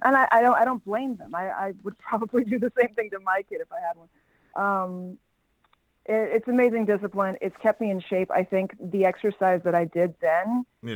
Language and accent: English; New York City, New York, United States; also born or lived in Los Angeles; I'm originally from New York, from Forest Hills, Queens, and I went to Brooklyn Tech for high school. And yeah, never left New York, born and raised